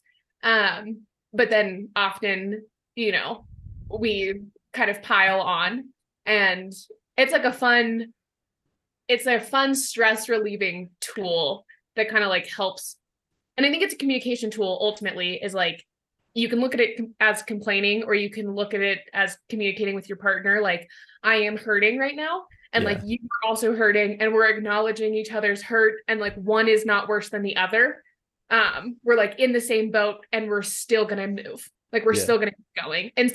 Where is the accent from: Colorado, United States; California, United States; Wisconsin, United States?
Colorado, United States; moved away as an adult; also born or lived in Tacoma, Washington; I'm originally from Colorado, but I went to college out in Washington